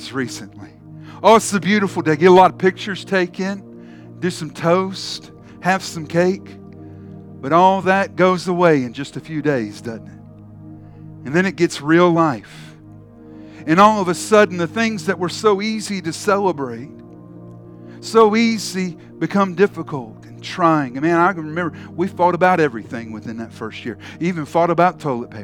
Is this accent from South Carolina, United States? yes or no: yes; Charleston, South Carolina, United States; I grew up in Charleston, South Carolina